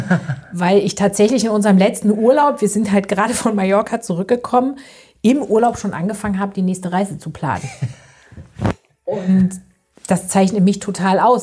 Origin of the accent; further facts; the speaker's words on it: East Germany, Germany; moved away; ich komme ja eigentlich aus Ostdeutschland